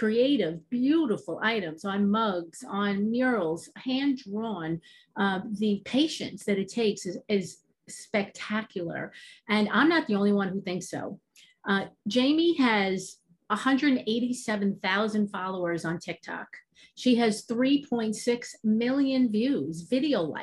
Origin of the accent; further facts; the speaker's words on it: New York, United States; Obviously you can hear my accent. I'm from New York